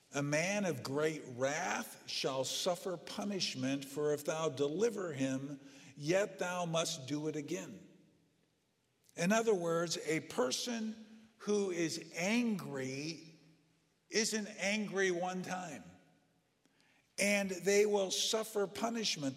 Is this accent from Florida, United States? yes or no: no; Southern California, United States; I grew up in Southern California